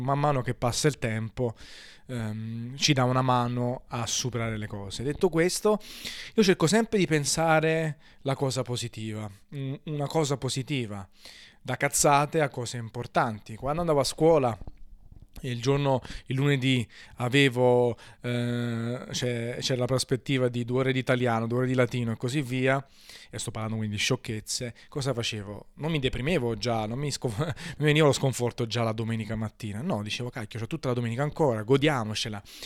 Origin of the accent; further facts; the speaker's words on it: Naples, Campania, Italy; Sono napoletano